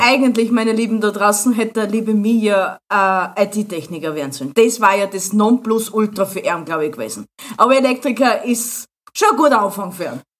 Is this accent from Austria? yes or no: yes; Austria; habe alle meine Pflichten erfüllt, was man als Österreicher so machen muss